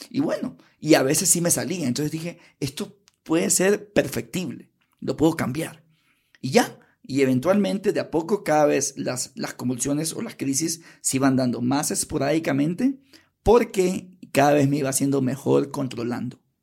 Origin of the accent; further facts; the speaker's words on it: Guayaquil, Guayas, Ecuador; moved away as an adult; now in Quito, Ecuador; Me crié en Guayaquil